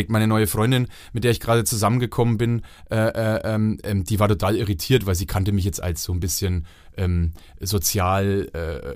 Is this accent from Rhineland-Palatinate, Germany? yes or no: no; Franconia, Bavaria, Germany; accent: Franconian; da muss man als Franke schon nochmal den Rotstift